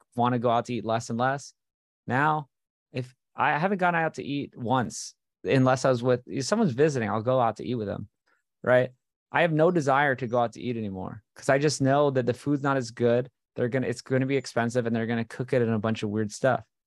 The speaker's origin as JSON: {"language": "English", "region": "Hawaii", "country": "United States", "tie": "born or raised there", "moved": "yes", "said": "this is what I grew up on in Hawaii"}